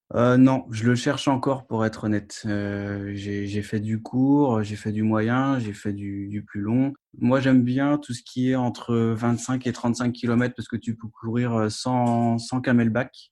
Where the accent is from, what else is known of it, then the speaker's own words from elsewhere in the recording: Brittany, France; je suis breton